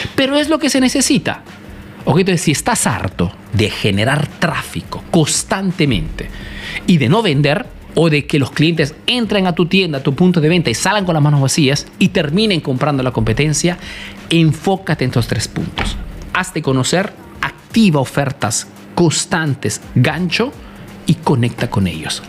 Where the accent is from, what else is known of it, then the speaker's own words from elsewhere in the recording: Italy; also born or lived in Peru; soy un emprendedor peruano, que he crecido aquí en Italia